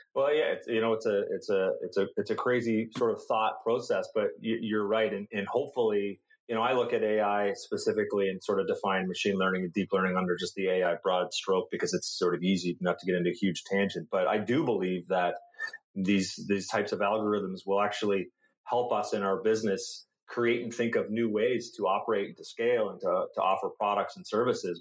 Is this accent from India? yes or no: no; Canada; I'm Canadian